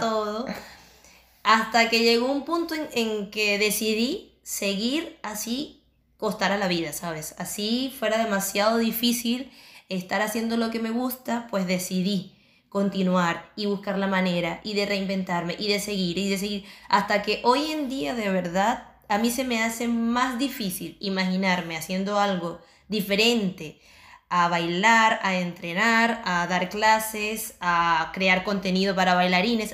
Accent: Venezuela; moved away as an adult; also born or lived in Chile; now in Barcelona, Spain; nosotros somos venezolanos

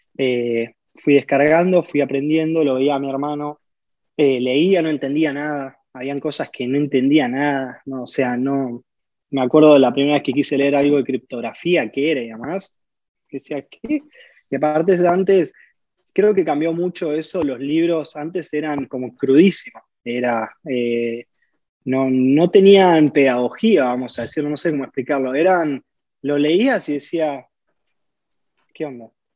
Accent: Villa La Angostura, Neuquén, Argentina; yo nací en Neuquén, pero me crié en Villa Langostura

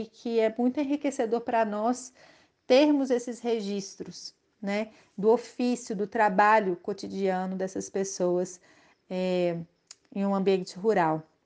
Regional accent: Belo Horizonte, Minas Gerais, Brazil; moved away as an adult; now in Santo Antônio do Leite, Brazil; E eu sou de Belo Horizonte

